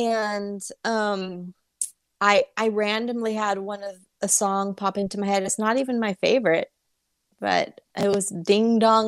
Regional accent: Bakersfield, California, United States; a very short-lived television show based in my hometown, Bakersfield PD.

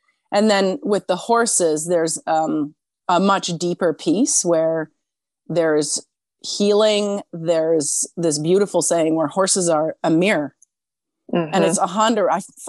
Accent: Switzerland; now in Canada; So in my country of origin in Switzerland, I'm like, I can feel it. I'm the Canadian. But here in Canada, I feel very Swiss a lot of the time.

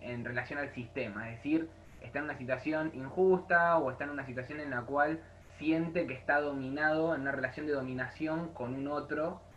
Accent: Argentina; nosotros como Argentina

